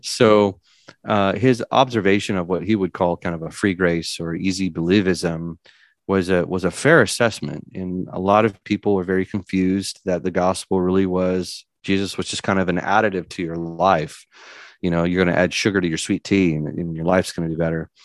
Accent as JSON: {"language": "English", "region": "California", "country": "United States", "tie": "born or raised there", "moved": "yes", "lives_now": "Tennessee, United States", "said": "I was born and raised in California."}